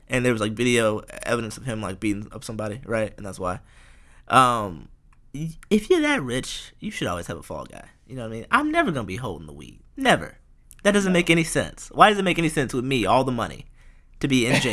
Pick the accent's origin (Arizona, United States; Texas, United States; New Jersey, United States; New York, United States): Texas, United States; Houston; I'm from Houston too